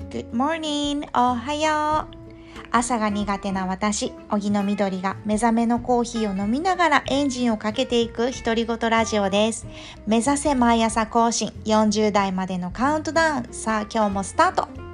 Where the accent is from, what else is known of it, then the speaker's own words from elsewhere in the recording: Japan; 日本で生まれ育ってる